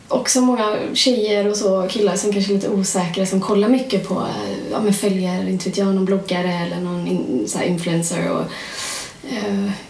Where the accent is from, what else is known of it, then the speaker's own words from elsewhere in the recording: Gothenburg, Västra Götaland, Sweden; vi som göteborgare också, att vi är mycket mer välkomnande för eh, olikheter här.